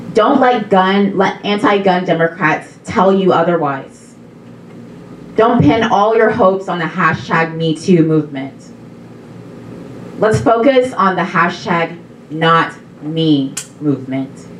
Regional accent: Texas, United States; I'm actually from Texas

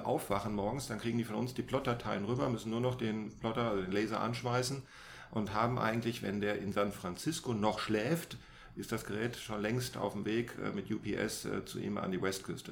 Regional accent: Germany; wir als Deutsche

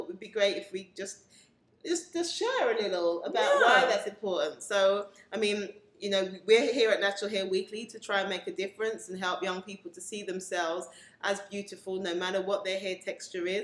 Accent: England, United Kingdom; born in England, classified as Black British, of Caribbean descent

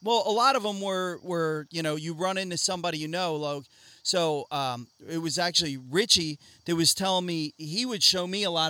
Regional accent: Doylestown, Pennsylvania, United States; also born or lived in Lansdale, Pennsylvania; I grew up in Doylestown and Lansdale.

